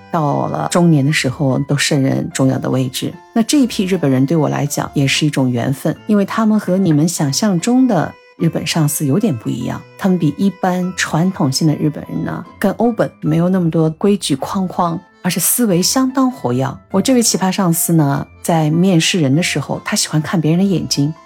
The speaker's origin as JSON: {"language": "Chinese", "region": "Shanghai", "country": "China", "also_born_or_lived": "Japan", "said": "我们上海人或者我们中国人很多"}